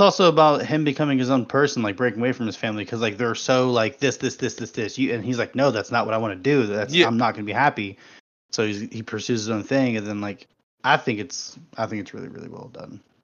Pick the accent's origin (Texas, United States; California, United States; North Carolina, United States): Texas, United States; San Antonio; I grew up in San Antonio